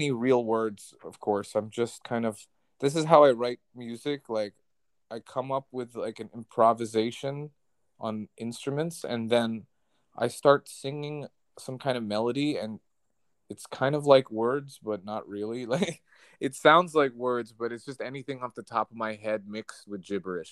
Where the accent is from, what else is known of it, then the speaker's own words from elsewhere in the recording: New Jersey, United States; moved away; I'm from New Jersey originally